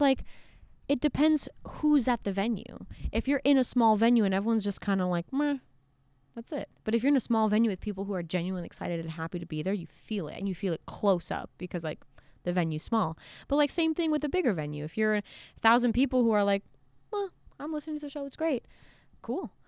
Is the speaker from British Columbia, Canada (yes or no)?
no; Montreal, Quebec, Canada; I consider Montreal my hometown just because, like, I grew up right outside of it, and I went to school in Montreal